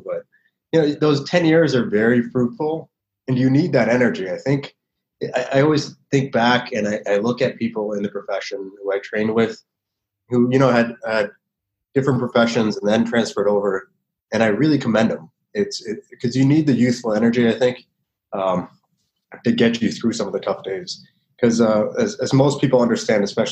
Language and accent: English; Mississauga, Ontario, Canada; also born or lived in United States; I grew up here in Toronto, in Mississauga, particularly in the West